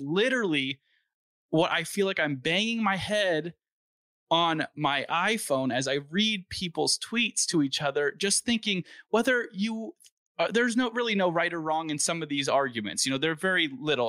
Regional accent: Valencia, California, United States; I grew up in Valencia, which is a pretty nice town

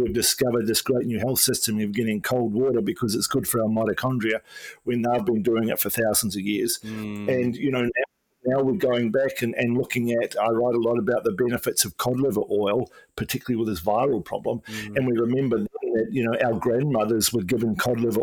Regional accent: Nelson, New Zealand; moved away as an adult; also born or lived in Wellington, New Zealand / Australia; I'm originally from Nelson in New Zealand

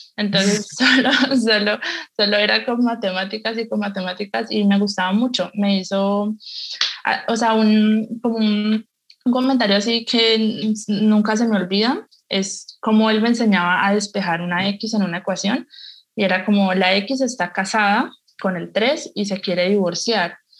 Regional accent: Cali, Valle del Cauca, Colombia; soy caleña

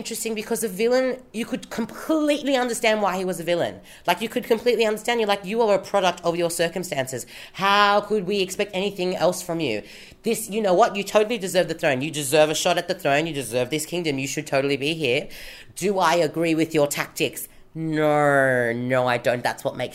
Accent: Sydney, New South Wales, Australia; I am from Haiti, born on the Eora Nation of the Gadigal people

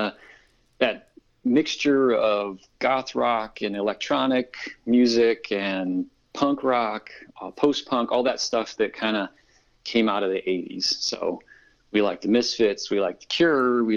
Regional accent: Illinois, United States; moved away as an adult; now in Iowa, United States; Vic Spiderbeck is from my hometown in the Quad Cities

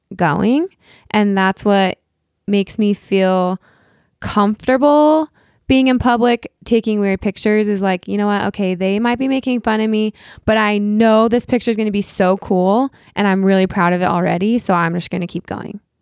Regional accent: Utah, United States; moved away as an adult; also born or lived in Los Angeles; I was born and raised here in Utah

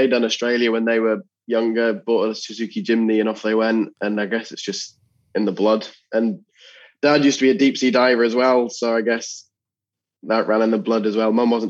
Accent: Scotland, United Kingdom; also born or lived in England; I was born in England, but I've spent my whole life in Scotland, and my dad's Scottish.

